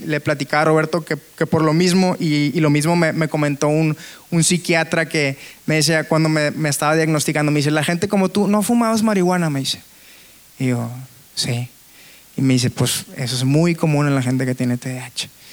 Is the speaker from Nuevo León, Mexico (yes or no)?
yes; Monterrey, Nuevo León, Mexico; soy de Monterrey